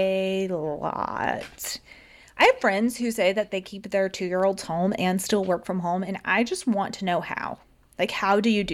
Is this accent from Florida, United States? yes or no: yes; Florida, United States; I grew up in Florida.